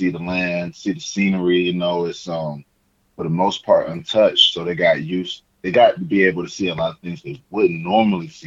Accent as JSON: {"language": "English", "region": "Georgia", "country": "United States", "lives_now": "Arizona, United States", "said": "I just recently moved out here to Arizona. Yeah. You know, I'm saying from Georgia. So yeah, shout, shouts to the South, both"}